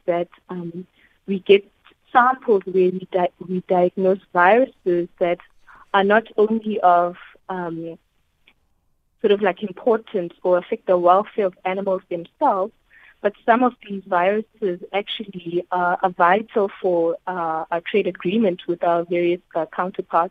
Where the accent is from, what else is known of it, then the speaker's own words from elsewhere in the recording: Pietermaritzburg, KwaZulu-Natal, South Africa; I actually was born and raised in Pietermaritzburg